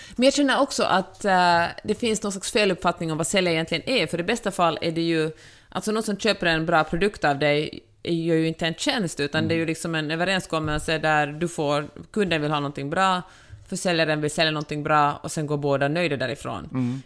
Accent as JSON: {"language": "Swedish", "country": "Finland", "moved": "yes", "lives_now": "Los Angeles, United States", "said": "jag är så mycket finländare"}